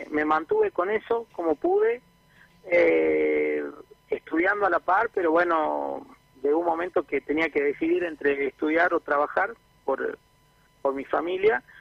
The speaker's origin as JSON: {"language": "Spanish", "region": "Jujuy", "country": "Argentina", "said": "los dos somos de Jujuy, pero bueno, nos conocimos en Córdoba en la facultad."}